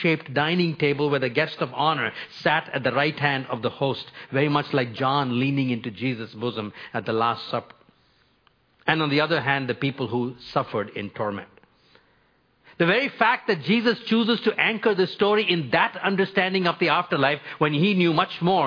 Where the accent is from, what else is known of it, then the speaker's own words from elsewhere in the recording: India; moved away as an adult; also born or lived in North America; I grew up in India for the first 22 years of my life